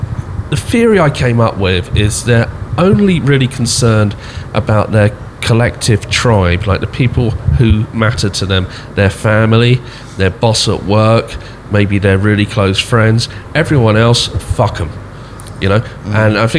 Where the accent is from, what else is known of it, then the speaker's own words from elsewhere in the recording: London, United Kingdom; I come from London, where everyone walks really fast, but we all know which way we go, and it's all perfectly synced.